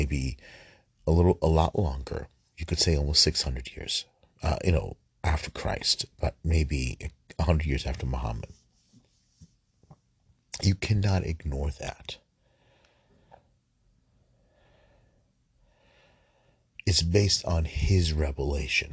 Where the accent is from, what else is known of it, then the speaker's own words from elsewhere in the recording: United States; I was born in the United States